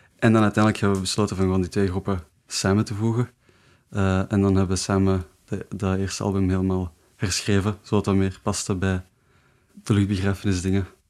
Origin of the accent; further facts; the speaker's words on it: Leuven, Flanders, Belgium; ik ben van Leuven